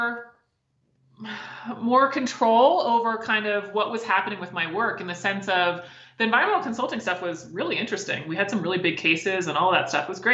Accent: Maryland, United States; I'm from Maryland

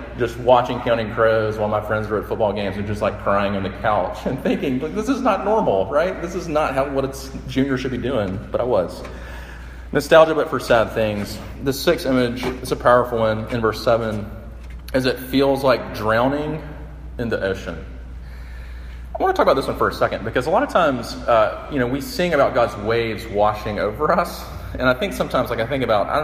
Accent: Sumter, South Carolina, United States; my hometown, Sumter

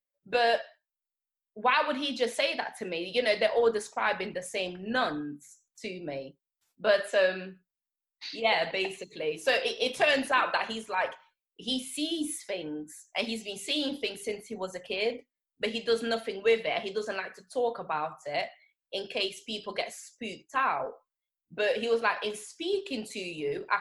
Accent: Angola; moved away; So I was born in Angola.

